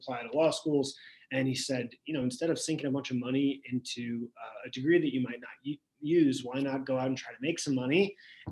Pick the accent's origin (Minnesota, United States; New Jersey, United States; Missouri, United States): Missouri, United States; St. Louis; I'm from St. Louis, from the Midwest